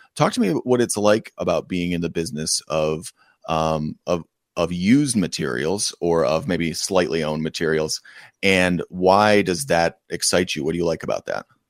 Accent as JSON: {"language": "English", "region": "Western New York", "country": "United States", "tie": "born or raised there", "moved": "yes", "said": "I grew up in an extremely rural part of Western New York."}